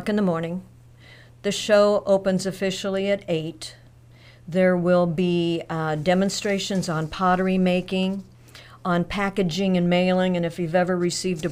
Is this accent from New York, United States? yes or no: no; Monmouth, Illinois, United States; now in Galesburg, United States; I was originally from Monmouth, born and raised just west of town, went to Yorkwood High School